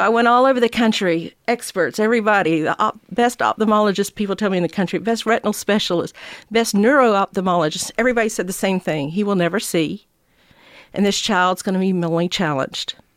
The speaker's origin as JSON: {"language": "English", "region": "Georgia", "country": "United States", "tie": "born or raised there", "said": "I came back here to Georgia, to my hometown"}